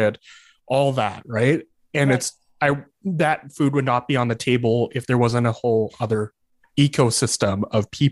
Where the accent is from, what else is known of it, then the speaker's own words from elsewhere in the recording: Calgary, Alberta, Canada; also born or lived in Lethbridge; I was born and raised in Calgary, but then I moved to Lethbridge to go to the university there.